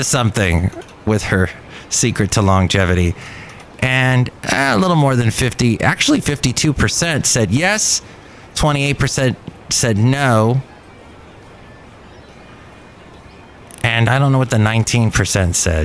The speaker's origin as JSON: {"language": "English", "region": "California", "country": "United States", "said": "I'm from California."}